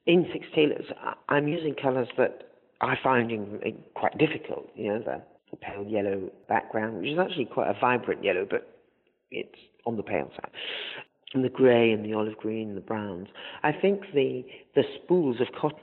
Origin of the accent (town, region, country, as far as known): north of England, United Kingdom; born or raised there; also born or lived in Zanzibar, Tanzania